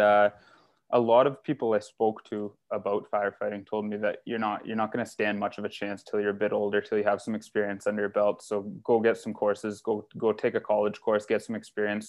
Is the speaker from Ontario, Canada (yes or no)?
yes; North Bay, Ontario, Canada; moved away as an adult; also born or lived in Timmins; now in Barrie, Canada; I was born and raised in North Bay